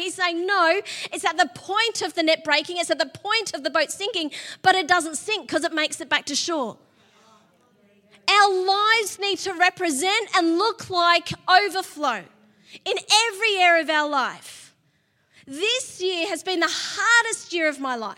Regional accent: Sydney, New South Wales, Australia; now in Melbourne, Australia; My brother Matt got married first, and we're from Sydney

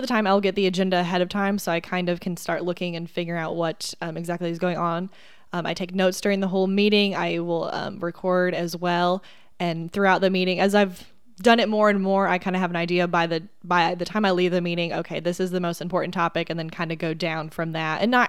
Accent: Indiana, United States; I wasn't particular to Indiana, although I am from Indiana.

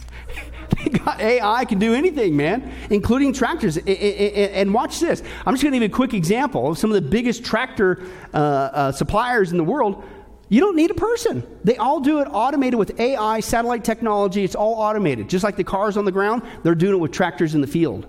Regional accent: Kansas, United States; I grew up in Kansas

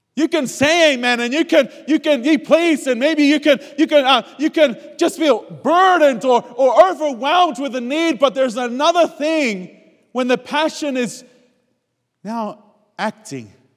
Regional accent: Australia; moved away as an adult; as an Australian

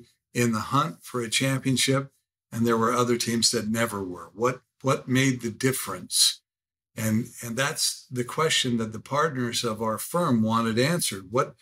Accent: Salt Lake City, Utah, United States; moved away; I grew up in Salt Lake City, Utah, just outside Salt Lake City.

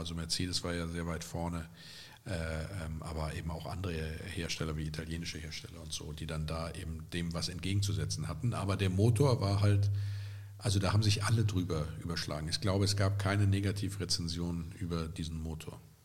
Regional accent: Andernach, Rhineland-Palatinate, Germany; Kottenheim ist ja gar nicht weit weg von meiner Geburtsstadt Andernach

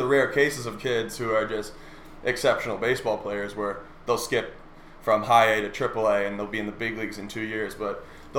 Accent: Prior Lake, Minnesota, United States; I grew up in Prior Lake, born and raised

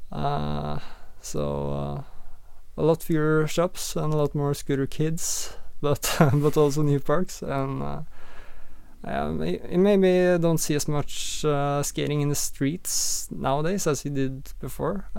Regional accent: Sandefjord, Vestfold, Norway; I grew up in uh, in Sandefjord, uh, currently where I'm living as well, uh, in in Norway

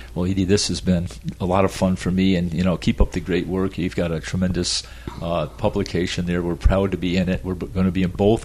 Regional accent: Adirondack Mountains, upstate New York, United States; now in Florida, United States; I grew up in the Adirondack Mountains, oh. upstate New York

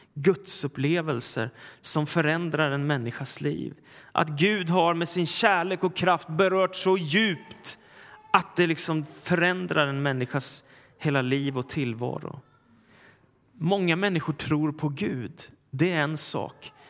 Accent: Stockholm, Stockholm County, Sweden; den församling jag växte upp i, Philadelphia kyrkan i Stockholm

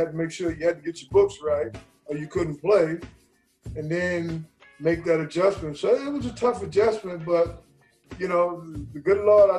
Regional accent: New York City, New York, United States; moved away as an adult; also born or lived in Chicago; I said, I want to go south, but not too far south, because I'm a city guy. I'm from Brooklyn, New York.

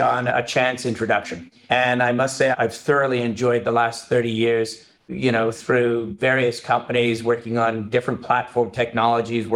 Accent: Canada; moved away as an adult; I'm Canadian.

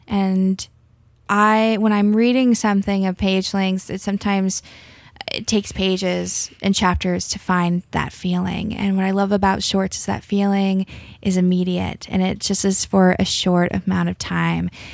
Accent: Alabama, United States; I grew up in Alabama

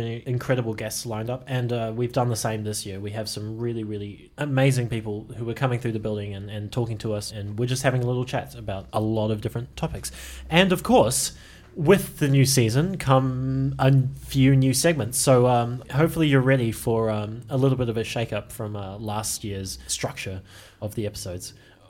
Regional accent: Auckland, New Zealand; moved away as an adult; now in Melbourne, Australia; But I'm actually originally from Auckland in New Zealand. I don't know if you can tell because of the accent. And I've been living in Melbourne basically since the start of Anam. And I've been here ever since.

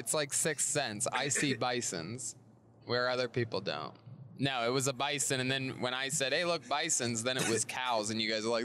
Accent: Ohio, United States; I'm from Ohio, where cows are everywhere

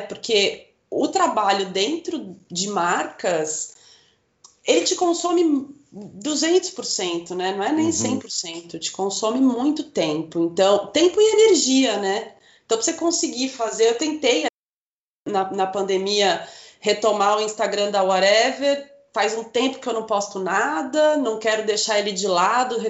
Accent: Curitiba, Paraná, Brazil; also born or lived in Rolândia; morei em Curitiba desde um ano de idade, então eu falo que eu sou curitibana, mas sou paranaense

